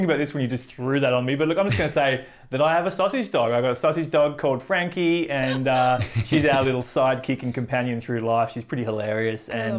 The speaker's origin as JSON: {"language": "English", "area": "Central Coast", "region": "New South Wales", "country": "Australia", "tie": "born or raised there", "said": "where I grew up on the Central Coast is 25 acres of bush."}